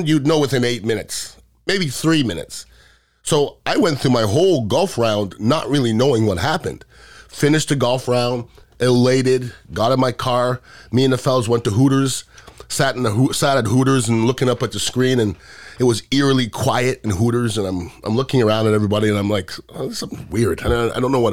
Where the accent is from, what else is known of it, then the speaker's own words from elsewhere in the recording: United States; I was really proud of our country at that time, because being American meant something